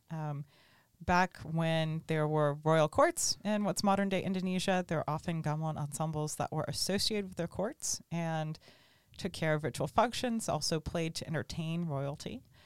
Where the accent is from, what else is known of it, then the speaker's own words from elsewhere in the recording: Tallahassee, Florida, United States; orchestra camp at Florida State University in my hometown.